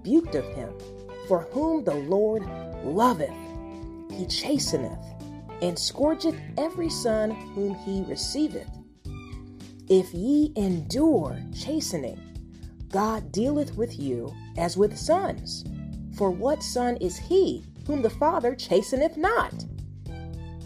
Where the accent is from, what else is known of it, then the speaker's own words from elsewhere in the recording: Ohio, United States; moved away as an adult; also born or lived in Chicago, Illinois / Los Angeles, California; now in California, United States; I am from the Midwest, from Ohio.